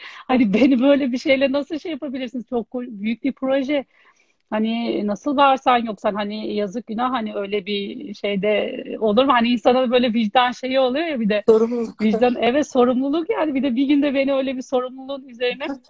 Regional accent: Istanbul, Turkey; ben e, 1980 İstanbul doğumluyum

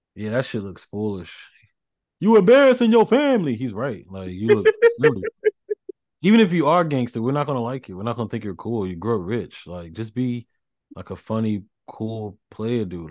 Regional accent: the South, United States; I'm from the South

